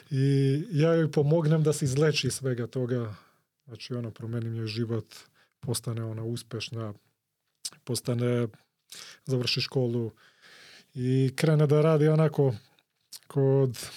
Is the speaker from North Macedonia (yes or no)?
yes; Skopje, North Macedonia; ja sam iz Koplja